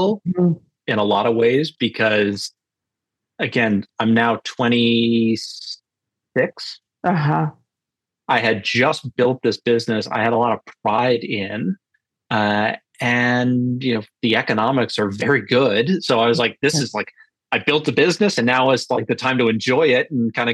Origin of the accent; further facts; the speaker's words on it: Northeast, United States; also born or lived in Alabama; now in Cape Cod, Massachusetts, United States; I am from the Northeast